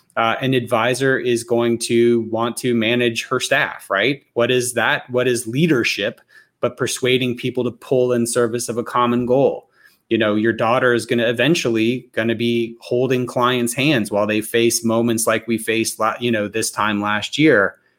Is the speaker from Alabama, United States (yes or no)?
yes; Alabama, United States; I'm from Alabama